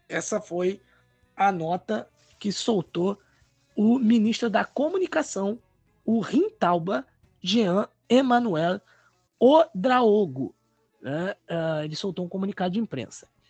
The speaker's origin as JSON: {"language": "Portuguese", "region": "Rio de Janeiro", "country": "Brazil", "accent": "carioca", "said": "a minha carioquice"}